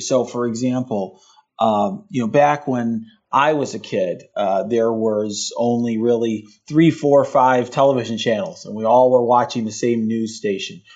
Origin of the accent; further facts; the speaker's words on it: Chicago, Illinois, United States; I was born in Chicago.